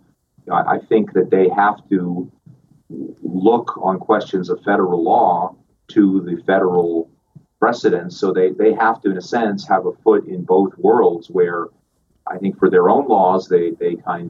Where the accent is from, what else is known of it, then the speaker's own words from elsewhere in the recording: Paraguay; English is a second language; also born or lived in Spain / Chile / Venezuela; I was born in Spain, and my father was in the Foreign Service, and so I grew up in Paraguay, Chile, and Venezuela. So I'm bilingual in Spanish and English